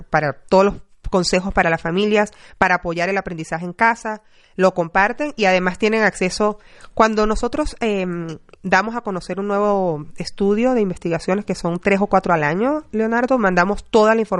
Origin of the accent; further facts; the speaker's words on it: Venezuela; now in United States; yo orgullosamente latina y yo soy venezolana, pero tengo 20 años fuera y, bueno, vivo en muchos lugares.